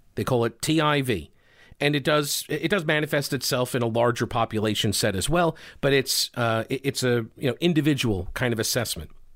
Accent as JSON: {"language": "English", "area": "Long Island", "region": "New York", "country": "United States", "moved": "yes", "said": "I'm from Long Island, okay? I've, I go back, I try to go back uh, pretty regularly, like once a year"}